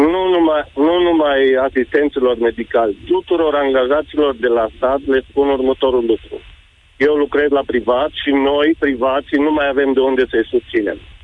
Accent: Lipova, Arad County, Romania; Eu sunt din Lipova

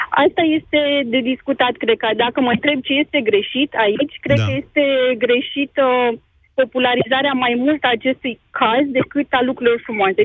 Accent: Pitești, Argeș, Romania; sunt chiar din Pitești

